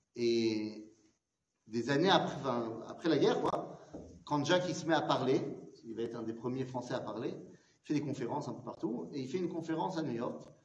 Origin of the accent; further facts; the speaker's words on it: France; now in Israel; on a grandi en France, parce qu'on connaît l'exil